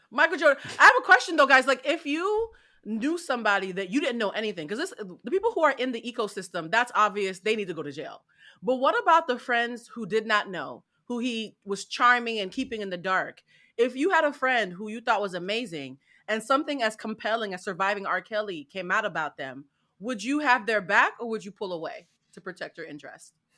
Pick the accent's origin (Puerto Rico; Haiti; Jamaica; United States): Haiti; my people